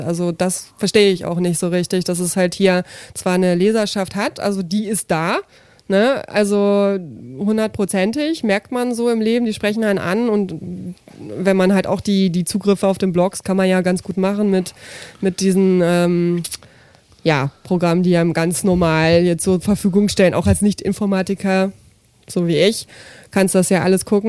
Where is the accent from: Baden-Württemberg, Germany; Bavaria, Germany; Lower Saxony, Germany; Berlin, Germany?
Lower Saxony, Germany; Braunschweig; aus Braunschweig